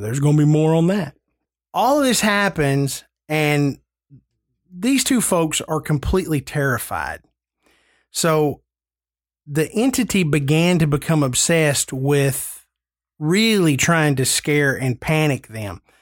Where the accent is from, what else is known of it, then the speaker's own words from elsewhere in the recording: New England, United States; I'm from New England